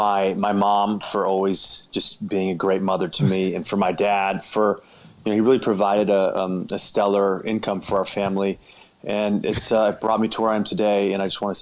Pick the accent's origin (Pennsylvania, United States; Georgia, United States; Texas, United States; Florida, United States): Georgia, United States; So I'm from Georgia.